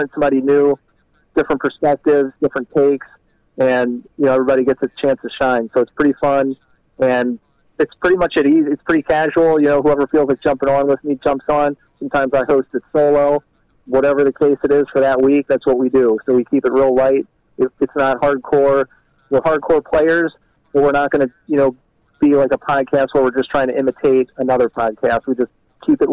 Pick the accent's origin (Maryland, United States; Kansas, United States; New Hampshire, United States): Maryland, United States; Baltimore; moved away as an adult; now in Wisconsin, United States; I grew up in Baltimore